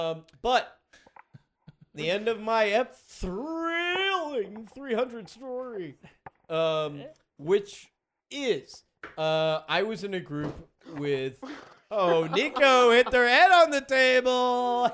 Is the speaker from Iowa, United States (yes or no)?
no; Park City, Utah, United States; moved away; also born or lived in Atlanta, Georgia; I grew up right outside of Park City.